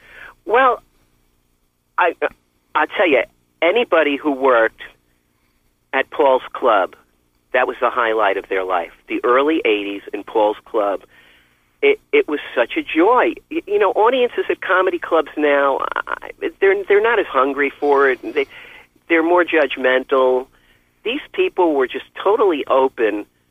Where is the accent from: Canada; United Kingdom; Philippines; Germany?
Philippines; I'm pretty happy with being a Filipino Lolo and selling records out of my house.